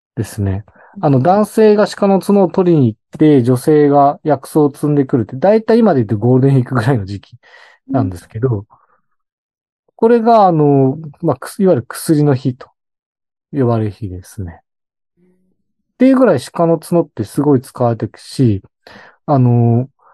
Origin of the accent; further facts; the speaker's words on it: Hokkaido, Japan; 私も北海道出身なので